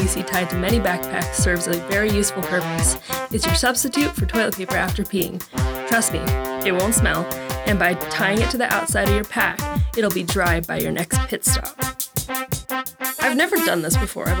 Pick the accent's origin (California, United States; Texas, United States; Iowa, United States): California, United States; Santa Cruz; I grew up in Santa Cruz, California, so we got the redwoods